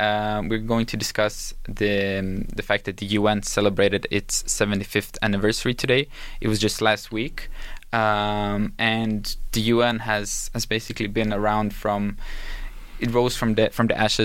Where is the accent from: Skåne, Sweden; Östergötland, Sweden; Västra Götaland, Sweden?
Skåne, Sweden; Helsingborg; I was born and raised in Helsingborg, which is a small city in the south part of Sweden